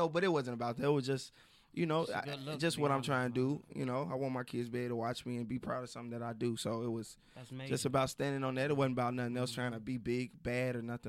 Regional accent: Chicago, Illinois, United States; I'm from Chicago.

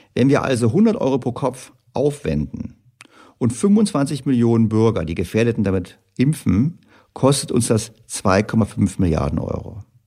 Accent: Germany; für uns Deutsche

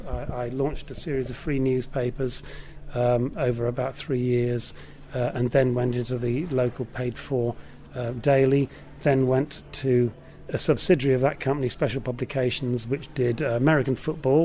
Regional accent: North Shields, North East England, United Kingdom; moved away as an adult; also born or lived in London / Devon; I come from North Shields. So I was born and brought up in North Shields

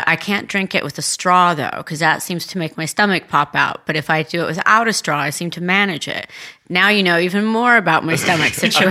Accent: Tuscany, Italy; moved away; also born or lived in California; I grew up in Tuscany.

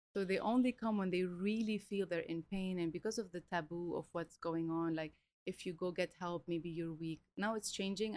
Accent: Lebanon; moved away as an adult; also born or lived in Melbourne, Australia / Romania / Italy / Reunion; now in Dubai, United Arab Emirates; I was raised in Lebanon. We moved when I was four, and then when I was 18, I left to Europe

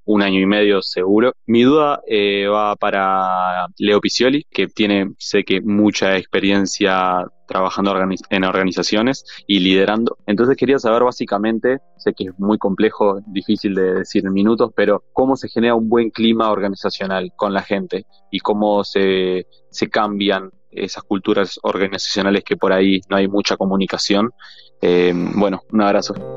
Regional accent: Uruguay; soy de Uruguay

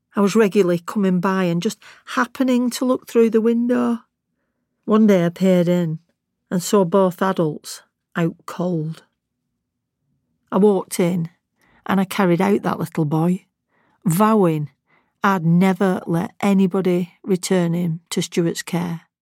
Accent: Lancashire, North West England, United Kingdom; accent: Lancashire; my Lancashire accent

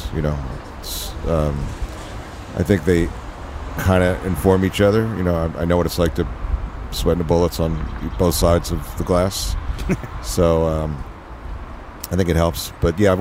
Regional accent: Philadelphia, Pennsylvania, United States; moved away as an adult; also born or lived in Los Angeles; when I was growing up in Philly

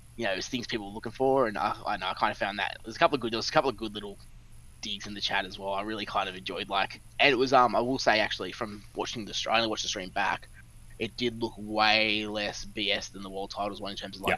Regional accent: Australia; We're Australian

